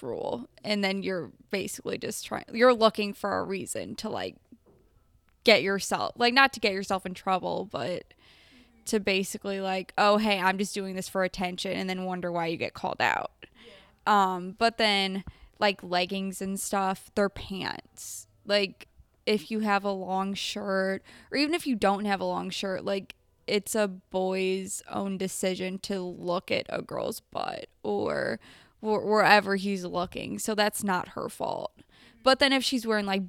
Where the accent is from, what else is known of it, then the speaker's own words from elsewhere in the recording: United States; being an American as I am